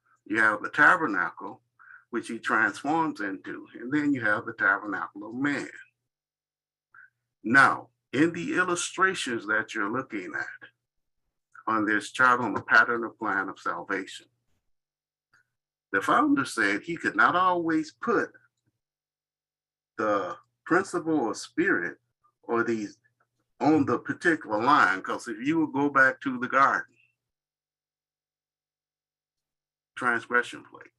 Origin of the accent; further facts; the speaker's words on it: Muskegon, Michigan, United States; I'm from Muskegon.